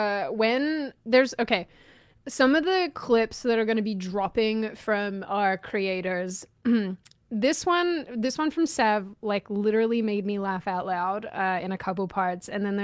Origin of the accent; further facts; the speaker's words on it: Seattle, Washington, United States; I'm answering like this because, like, I'm from Seattle.